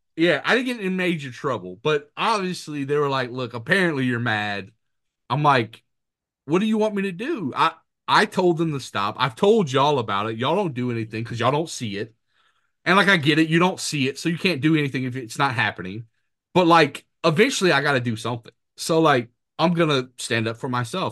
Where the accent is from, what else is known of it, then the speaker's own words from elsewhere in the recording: Mamou, Louisiana, United States; moved away as an adult; also born or lived in Montana / New Jersey / Bogalusa, Louisiana; now in Florida, United States; I'm back in my hometown of Mamu, going to Mamu High